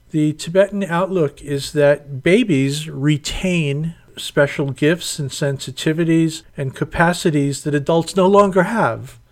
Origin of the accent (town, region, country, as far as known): United States